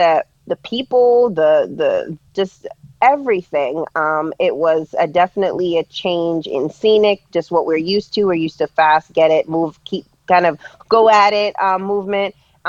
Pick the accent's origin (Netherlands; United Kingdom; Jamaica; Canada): Jamaica; also born or lived in New York / Florida / New Jersey; now in Pennsylvania, United States; Yes, I moved to from Jamaica in 2001. I lived in New York for a while, and I've lived in Florida, and then moved back to New York, and then to New Jersey. In 2009 is where I made my way to Pennsylvania.